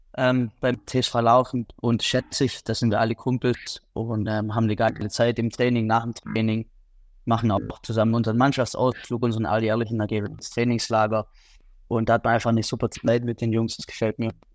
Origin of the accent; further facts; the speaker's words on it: Liebingen, Baden-Württemberg, Germany; ich komme aus Liebingen